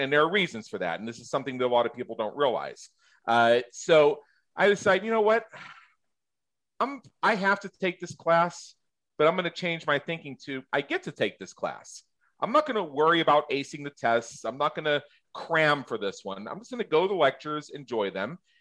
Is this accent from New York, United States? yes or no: no; Southwest Pennsylvania, United States; I grew up in Southwest Pennsylvania